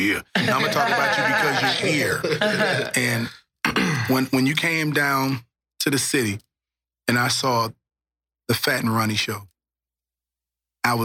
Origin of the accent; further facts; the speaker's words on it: Louisiana, United States; now in Dallas, United States; When I came from Louisiana, I embraced Dallas